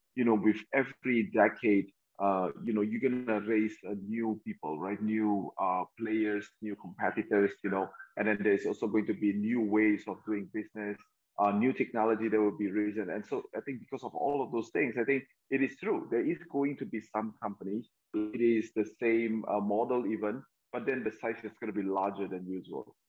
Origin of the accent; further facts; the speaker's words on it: Medan, North Sumatra, Indonesia; also born or lived in New York, United States; now in Jakarta, Indonesia; Medan, my hometown